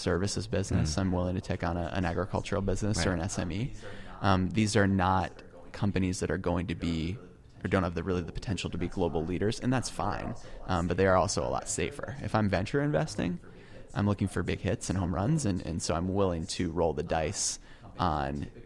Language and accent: English; United States; I am an American and I do live here